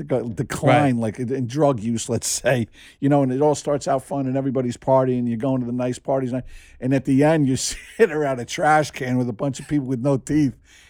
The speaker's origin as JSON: {"language": "English", "region": "New Jersey", "country": "United States", "tie": "born or raised there", "said": "Now, I grew up in Jersey, you know, and the Jersey Shore, it was like four walls and a toilet."}